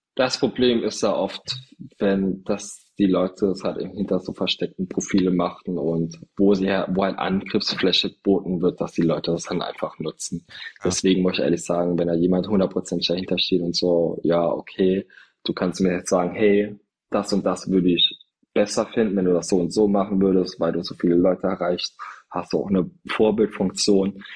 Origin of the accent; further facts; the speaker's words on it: Trier, Rhineland-Palatinate, Germany; now in Berlin, Germany; da wo ich herkomme